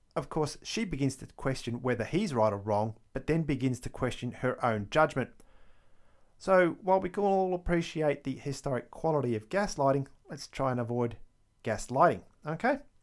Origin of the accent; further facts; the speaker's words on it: Victoria, Australia; my accent gives away the fact that I am actually from Australia, from the state of Victoria, no less